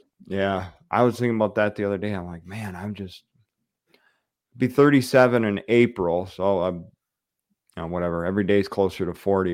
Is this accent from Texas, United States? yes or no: no; the Thumb, Michigan, United States; I grew up in the Thumb. So I'm a East Sider